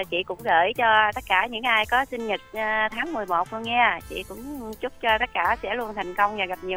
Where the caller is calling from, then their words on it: Long An, Vietnam; chị ở Long An.